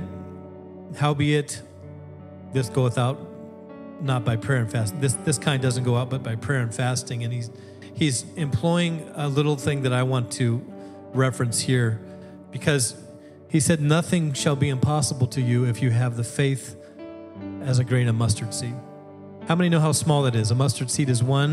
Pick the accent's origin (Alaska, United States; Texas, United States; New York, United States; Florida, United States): Alaska, United States; moved away as an adult; now in Wisconsin, United States; I grew up in Alaska from 12 on, and then I came out for college where I met the lovely and talented Sarah, and that's how I ended up in Wisconsin